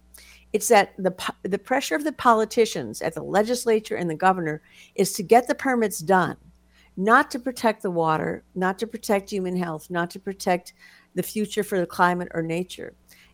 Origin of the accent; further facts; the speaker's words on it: Minnesota, United States; I grew up in Minnesota